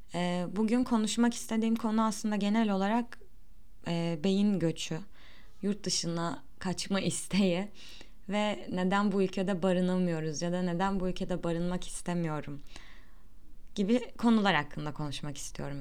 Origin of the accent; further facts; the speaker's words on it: Turkey; first language Turkish; doğduğum ve büyüdüğüm yer olduğu için birçok şey zaten buradan öğrendim